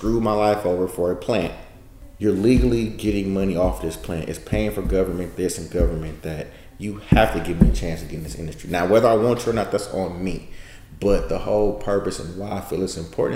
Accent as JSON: {"language": "English", "town": "Oakland", "region": "California", "country": "United States", "said": "I'm from East Oakland"}